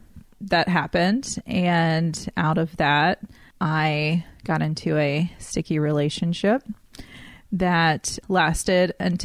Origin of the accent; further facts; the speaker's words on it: Oak Island, North Carolina, United States; I grew up on the coast of North Carolina on a really small island called Oak Island.